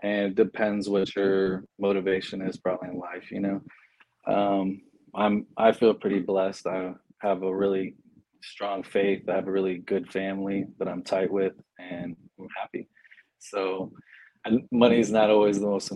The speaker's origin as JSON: {"language": "English", "town": "San Antonio", "region": "Texas", "country": "United States", "said": "I'm from San Antonio"}